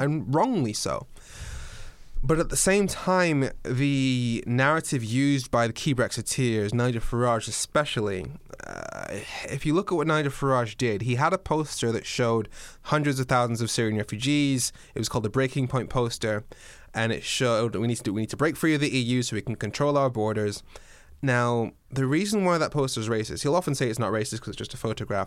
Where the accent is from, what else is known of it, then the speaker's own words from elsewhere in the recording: Dundee, Scotland, United Kingdom; moved away; also born or lived in Darlington, England / Swansea, Wales; I was born in Darlington in the northeast of England. I wa, I grew up, I started school in Dundee in Scotland. I've lived in Swansea in Wales